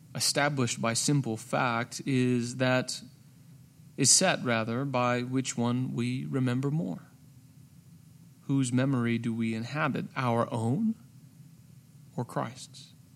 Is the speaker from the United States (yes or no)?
yes; United States; my identity as an American.